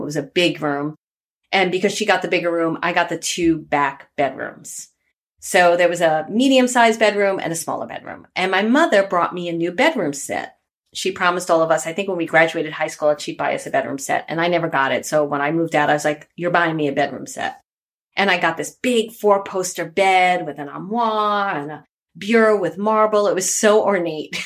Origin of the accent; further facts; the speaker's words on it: New York City, New York, United States; I grew up in Bay Ridge, Brooklyn